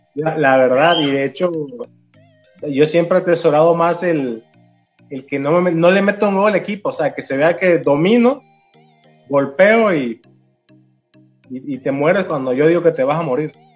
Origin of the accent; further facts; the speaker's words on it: Mexico; yo soy mexicano